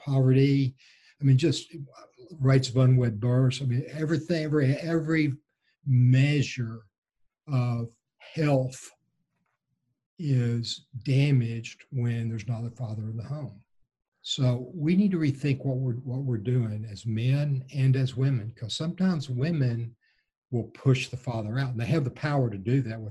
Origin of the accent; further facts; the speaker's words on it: Texas, United States; now in The Woodlands, United States; I was raised in a small Texas Gulf Coast town that is about 60 miles due south of Houston, in very small town, 1950s Texas